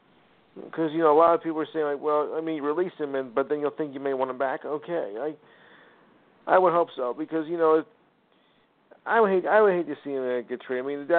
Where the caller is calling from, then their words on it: New Jersey, United States; I'm your friendly neighborhood podcaster, …, from somewhere in the middle of New Jersey.